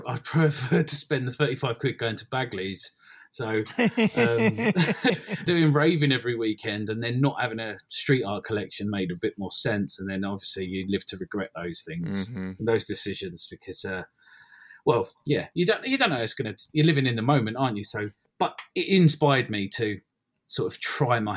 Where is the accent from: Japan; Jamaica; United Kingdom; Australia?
United Kingdom; London; also born or lived in Ilford / Essex; I grew up in Bethnal Green and gradually moved out into Essex, East London, Essex, that kind of way.